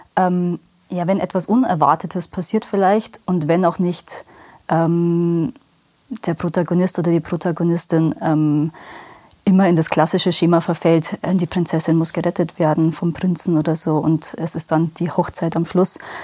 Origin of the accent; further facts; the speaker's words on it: Rosenheim, Bavaria, Germany; now in Obing, Germany; gebürtige Rosenheimerin, wohne aber seit sieben